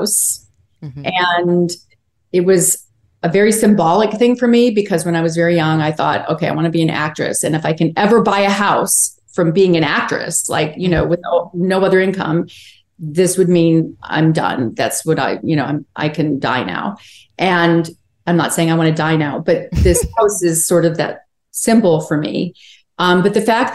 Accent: Chicago, Illinois, United States; also born or lived in Wilmington, North Carolina; now in Los Angeles, United States; I'm from Chicago. I miss it a lot.

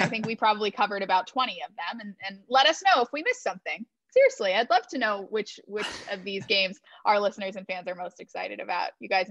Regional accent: Houston, Texas, United States; also born or lived in San Antonio; now in Philadelphia, United States; I grew up spending time in San Antonio. And of course, Houston is my hometown.

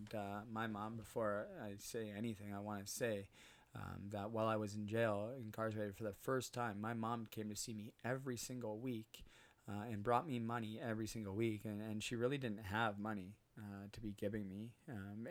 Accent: Port Coquitlam, British Columbia, Canada; moved away as an adult; also born or lived in Burnaby, British Columbia / Muskoka, Ontario; now in Utterson, Canada; I grew up on a street called Morrison, 1485 Morrison

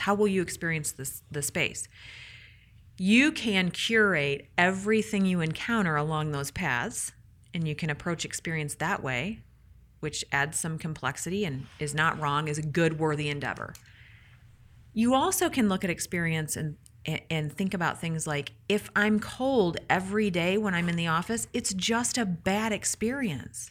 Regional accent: Michigan, United States; I'm from Michigan.

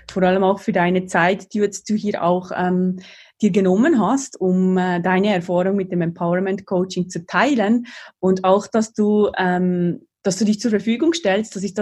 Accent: Valais, Switzerland; im selben Kanton, im Wallis, wo ich aufgewachsen bin im Süden der Schweiz.

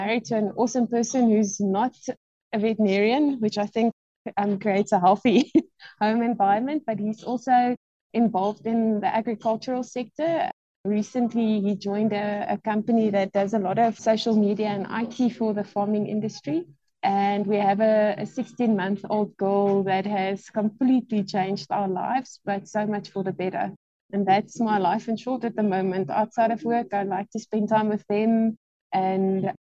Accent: Bloemfontein, Free State, South Africa; also born or lived in Gauteng; I was actually born in Gauteng, and my dad was transferred to Bloemfontein when I was grade 3, all day standard 1. So I grew up in the Free State.

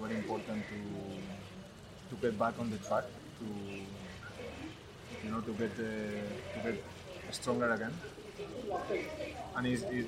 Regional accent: Barcelona, Catalonia, Spain; English is a second language; moved away as an adult; now in Bengaluru, India; I was from Barcelona also

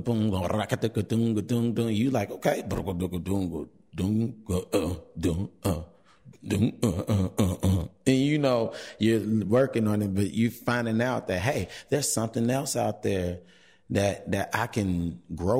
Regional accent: Chicago, Illinois, United States; I am from Chicago, born and raised, South Side, still on the South Side, in the Beverly area

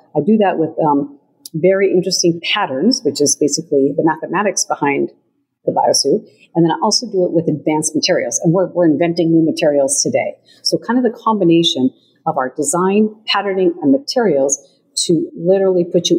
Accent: Montana, United States; moved away as an adult; I was a young lady growing up in Montana

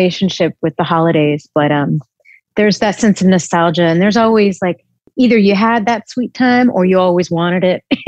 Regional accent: Texas, United States; I'm from Texas. I grew up in Texas

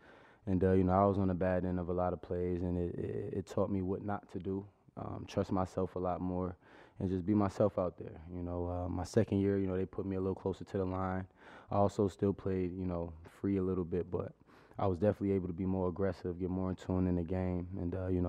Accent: New Jersey, United States; You know, I'm from New Jersey, so it wasn't too much of a culture shock.

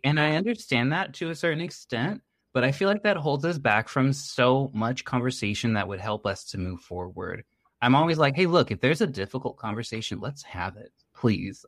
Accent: United States; first language English; I'm from the United States. English is my first language

